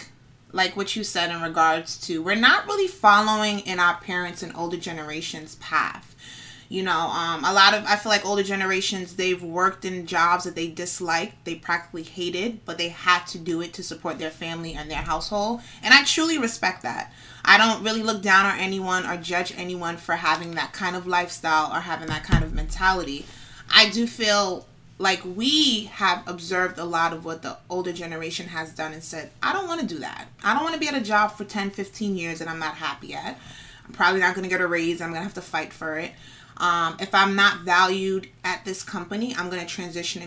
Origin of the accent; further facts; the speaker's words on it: New York City, New York, United States; I'm from the Bronx, born and raised